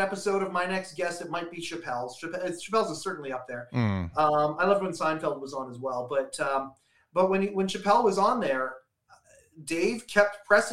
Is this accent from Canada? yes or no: yes; Western Canada, Canada; I'm in from Western Canada